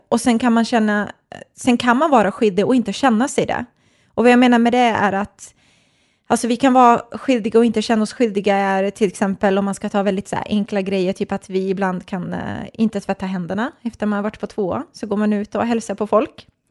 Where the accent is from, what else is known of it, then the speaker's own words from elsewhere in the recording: Stockholm, Stockholm County, Sweden; also born or lived in Nacka; jag är uppvuxen i Stockholm